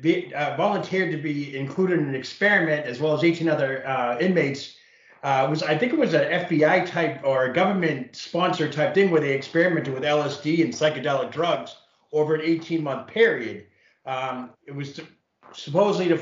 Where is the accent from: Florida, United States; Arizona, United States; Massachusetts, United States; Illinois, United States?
Massachusetts, United States; Quincy; I grew up in Quincy, which is 8 miles south of Boston